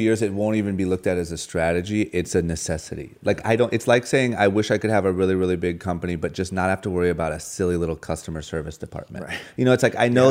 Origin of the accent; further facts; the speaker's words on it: Akron, Ohio, United States; moved away as an adult; also born or lived in Los Angeles; now in Beverly Hills, United States; born and raised in Akron, Ohio. The moment I turned 18, I moved